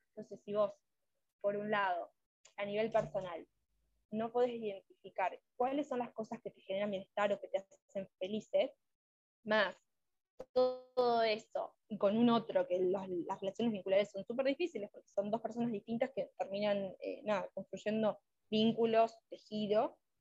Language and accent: Spanish; Uruguay; soy de Uruguay